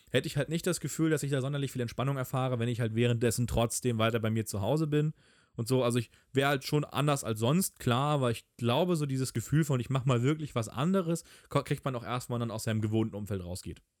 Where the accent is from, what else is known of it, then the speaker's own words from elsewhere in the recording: Hamburg, Germany; als Hamburger